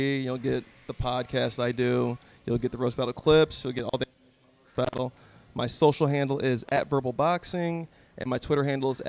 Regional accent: Ridgecrest, California, United States; also born or lived in Fresno / San Diego; I'm a military brat. So I was born out here, and then we moved to Ridgecrest, or China Lake, I guess was the base. And then I moved to the Fresno area, and then back to Ridgecrest. And then I moved down to San Diego.

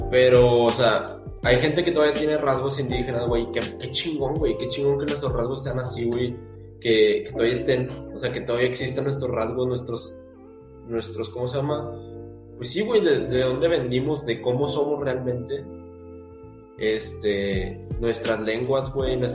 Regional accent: Mexico; Porque somos mexicanos, güey, por nuestra raza.

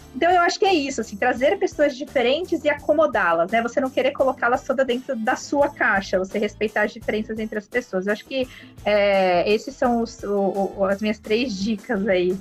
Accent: Brazil; a gente é brasileiro

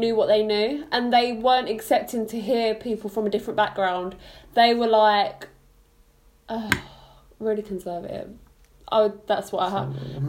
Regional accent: London, United Kingdom; moved away as an adult; now in Portsmouth, United Kingdom; we're from London Estates.

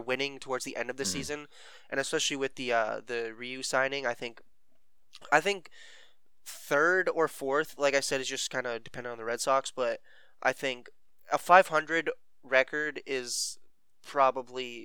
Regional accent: Canada

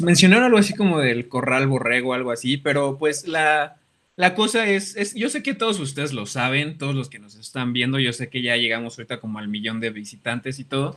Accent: Mexico City, Mexico; now in Toluca, Mexico; yo soy foráneo, yo soy de la Ciudad de México

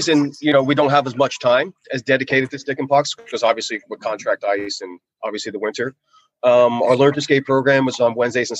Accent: Northeast, United States; obviously I'm from the Northeast, so I'm familiar with the Rangers, the Flyers, the Devils.

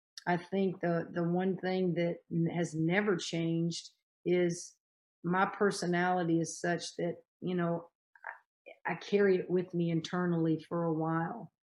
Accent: Louisiana, United States; I'm from Louisiana.

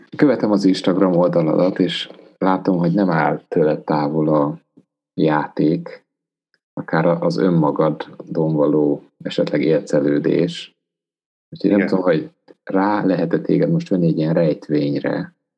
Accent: Transylvania, Romania; Erdélyben, ahonnan származok

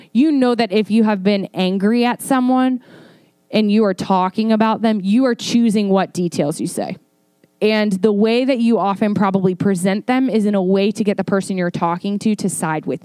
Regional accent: Northern Virginia, United States; moved away; I'm from Northern Virginia and I have a little thing called Snow Pride

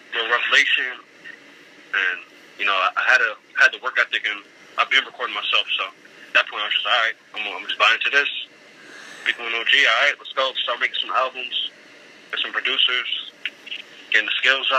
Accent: Richmond, Virginia, United States; also born or lived in Buffalo, New York; I grew up in Richmond. I grew up in Richmond since I was like 5, 6 years old. But like most of my family's from Buffalo

